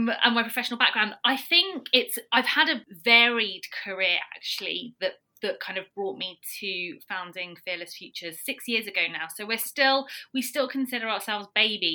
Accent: United Kingdom; also born or lived in Algeria (heritage); now in London, United Kingdom; I'm British Algerian based in London

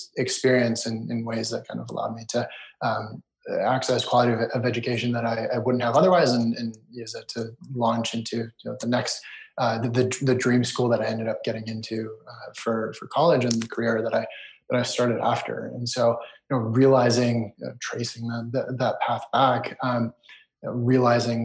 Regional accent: United States; also born or lived in Israel / Canada; moved to the US at a very young age and grew up in the US

